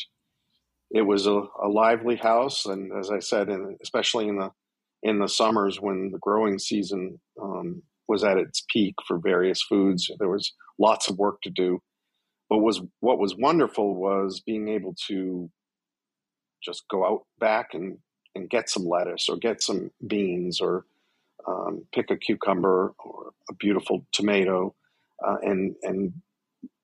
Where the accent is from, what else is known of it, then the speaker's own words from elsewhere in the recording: south of Boston, Massachusetts, United States; now in Washington, D.C., United States; I was born in Boston and grew up south of Boston in a coastal town